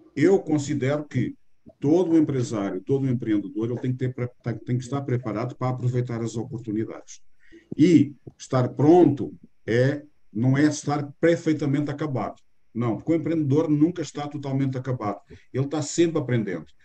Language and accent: Portuguese; Portugal; accent: Portuguese; moved away as an adult; now in Brazil; Este sotaque meu, ele é com sotaque mais eh, puxado do que o normal, porque eu nasci em Portugal há 60 anos atrás